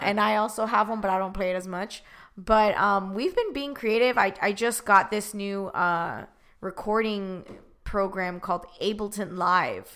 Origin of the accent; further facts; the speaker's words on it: Miami, Florida, United States; I'm originally from Miami, Florida